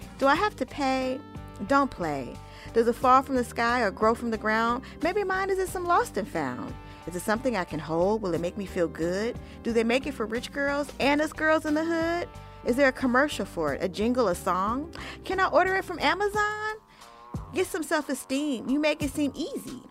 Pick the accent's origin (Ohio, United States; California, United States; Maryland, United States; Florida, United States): California, United States; Oakland; I'm originally from Oakland, California